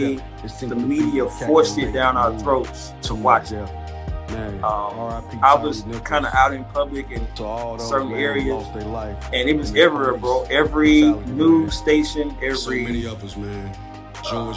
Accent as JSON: {"language": "English", "area": "Golden Triangle", "region": "Mississippi", "country": "United States", "said": "we're from the Golden Triangle"}